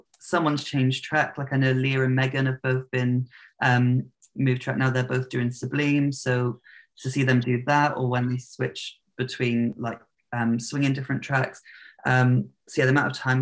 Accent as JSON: {"language": "English", "town": "Plymouth", "region": "South West England", "country": "United Kingdom", "tie": "born or raised there", "said": "I grew up in the south of England, the southwest, in a city called Plymouth."}